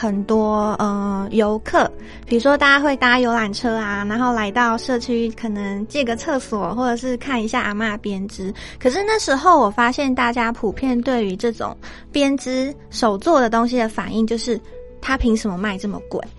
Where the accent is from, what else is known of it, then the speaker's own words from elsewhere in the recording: Tainan, Taiwan; moved away as an adult; now in Yuanli, Taiwan; 对，我是台南的女孩。